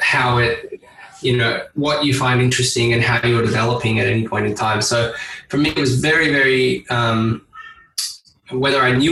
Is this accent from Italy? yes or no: no; Australia; being Australian